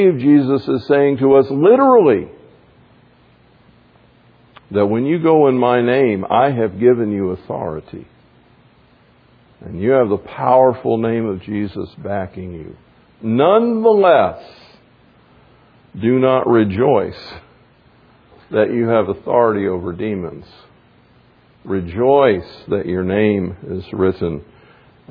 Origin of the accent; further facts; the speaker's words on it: the South, United States; I grew up in the South